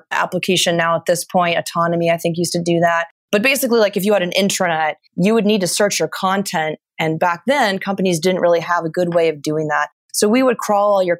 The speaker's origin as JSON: {"language": "English", "area": "Ventura County", "region": "Southern California", "country": "United States", "tie": "born or raised there", "also_born_or_lived": "San Luis Obispo, California", "said": "actually from Southern California, natively, I grew up in Ventura County"}